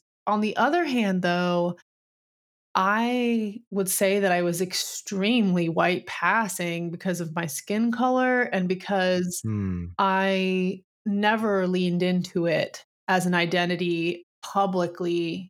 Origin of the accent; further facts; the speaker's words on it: Scotch Plains, New Jersey, United States; moved away as an adult; I did. I left when I was 18. So I grew up in Scotch Plains in that area.